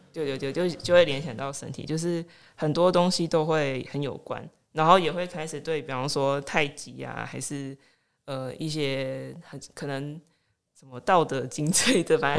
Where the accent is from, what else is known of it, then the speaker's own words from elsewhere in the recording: Minxiong, Chiayi County, Taiwan; moved away as an adult; now in Lukang, Taiwan; 我是嘉义人，啊，嘉义民雄人，目前在鹿港住了快要四年，啊，平常时啊是上班族